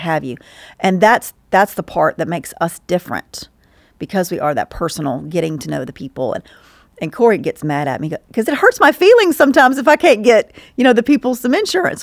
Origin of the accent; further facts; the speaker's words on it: Stockbridge, Georgia, United States; I grew up in Stockbridge